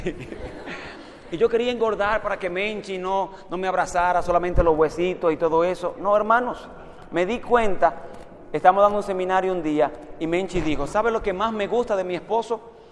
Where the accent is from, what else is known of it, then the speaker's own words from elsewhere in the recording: Dominican Republic; la iglesia donde me crié en República Dominicana